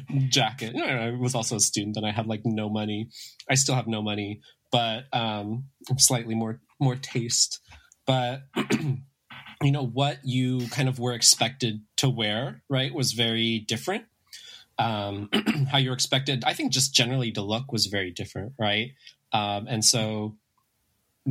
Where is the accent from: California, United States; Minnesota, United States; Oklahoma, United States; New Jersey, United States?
California, United States; San Gabriel Valley, greater Los Angeles area; I grew up in the San Gabriel Valley, where I actually currently am, in the LA, kind of the greater LA area